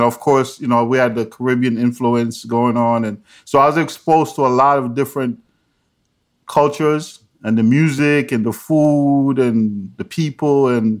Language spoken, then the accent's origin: English; New York, United States; also born or lived in Jamaica; I was born in Jamaica, but I grew up in New York.